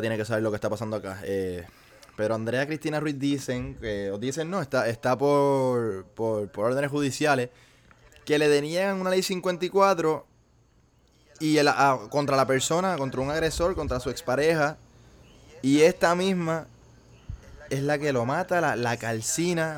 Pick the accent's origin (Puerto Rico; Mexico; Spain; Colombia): Puerto Rico; como puertorriqueños